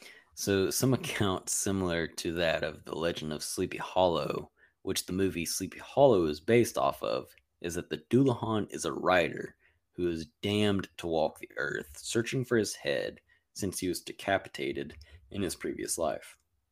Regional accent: Ireland; I'm obviously Irish.

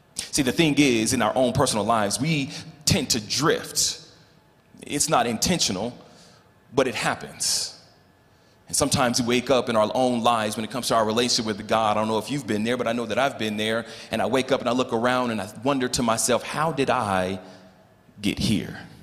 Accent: Los Angeles, California, United States; moved away as an adult; also born or lived in Colorado; now in Louisville, Colorado, United States; born and raised in Los Angeles

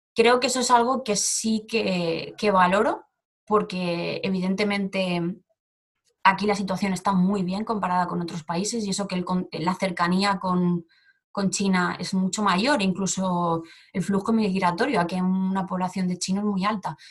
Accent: Barcelona, Catalonia, Spain; moved away as an adult; also born or lived in Seoul, South Korea; now in South Korea; soy de Barcelona y llevo tres años viviendo en Corea

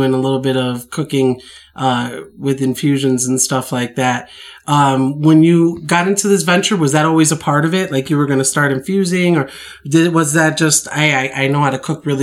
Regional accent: Chicago, Illinois, United States; I'm from Chicago

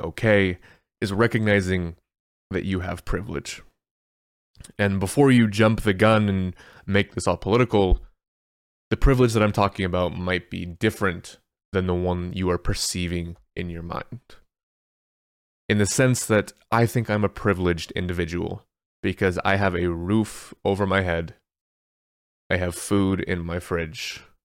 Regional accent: United States; I'm American

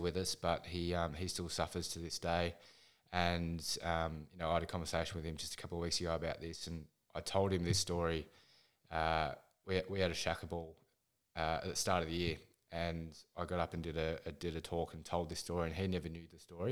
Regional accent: Ballarat, Victoria, Australia; I'm from Ballarat in Victoria, a very, very cold place

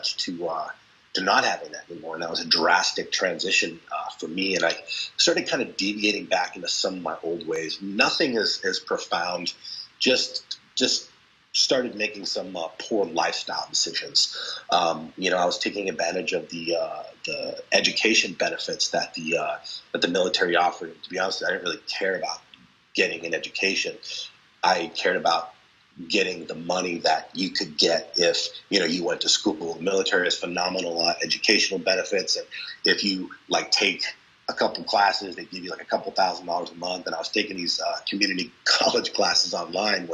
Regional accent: Boston, Massachusetts, United States; I grew up in Boston

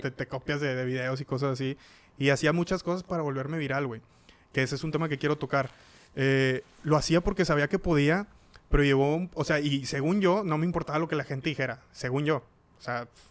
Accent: Cadereyta Jiménez, Nuevo León, Mexico; Nosotros somos de Cadereyta

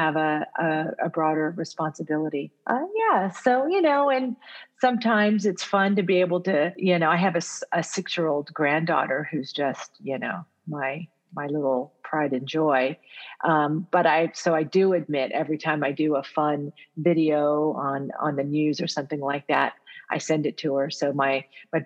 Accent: United States; first language Italian; English is a second language; My first language is actually Italian. It's not English, because even though I was born here in the U.S., I grew up with parents who only spoke Italian at home.

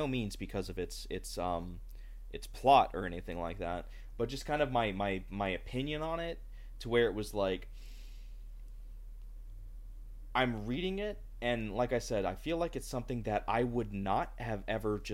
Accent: United States; as an American

